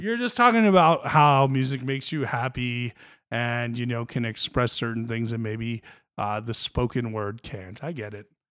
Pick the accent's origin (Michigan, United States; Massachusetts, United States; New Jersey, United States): New Jersey, United States; I grew up in North Jersey